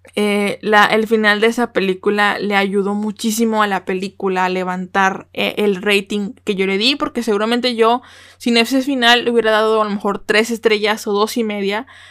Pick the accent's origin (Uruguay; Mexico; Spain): Mexico; como mexicana